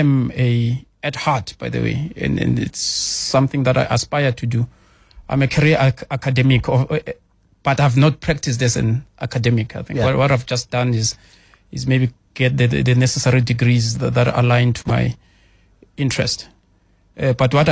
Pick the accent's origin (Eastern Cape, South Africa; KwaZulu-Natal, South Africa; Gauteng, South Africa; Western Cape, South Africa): Gauteng, South Africa; Katlehong; I'm a township child. I was born in Katlehong.